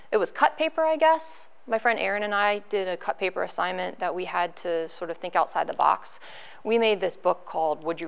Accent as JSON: {"language": "English", "town": "Gettysburg", "region": "Pennsylvania", "country": "United States", "tie": "born or raised there", "said": "I grew up in Lake Heritage, obviously in Gettysburg"}